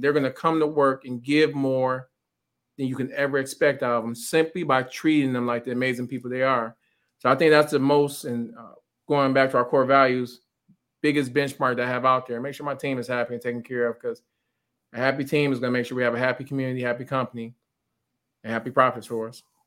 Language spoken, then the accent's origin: English; Pontiac, Michigan, United States; growing up in Pontiac